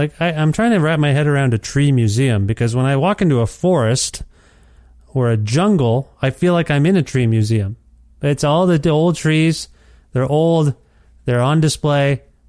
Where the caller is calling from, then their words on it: Alberta, Canada; I'm calling you from Alberta